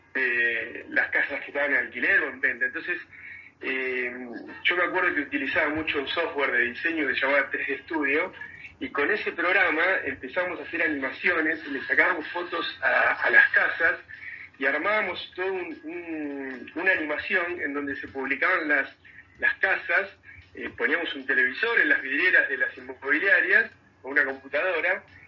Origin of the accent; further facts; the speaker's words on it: Mar del Plata, Buenos Aires Province, Argentina; yo nací en Mar del Plata